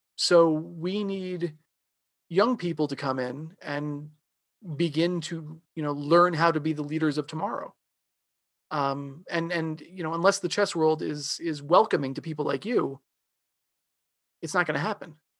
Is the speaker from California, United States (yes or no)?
no; Long Island, New York, United States; I grew up in New York, um, I grew up on Long Island.